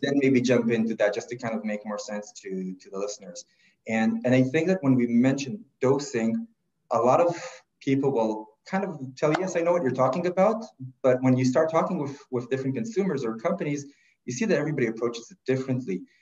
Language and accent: English; Israel; moved away as an adult; now in Toronto, Canada; I, am originally from, from Israel and I kind of did the regular path there, military service